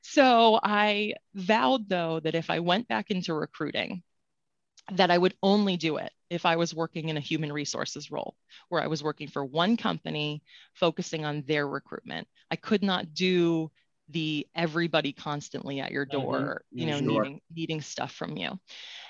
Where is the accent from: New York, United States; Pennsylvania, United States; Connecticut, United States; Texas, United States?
Connecticut, United States; also born or lived in Florida; I'm from Connecticut and went to school in Florida and much to my chagrin, moved back